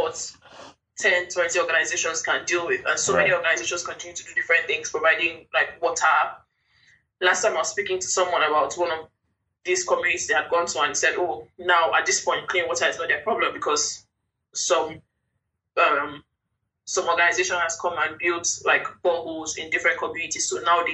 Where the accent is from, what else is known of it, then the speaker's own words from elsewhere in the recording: Jos, Plateau, Nigeria; I grew up in Jos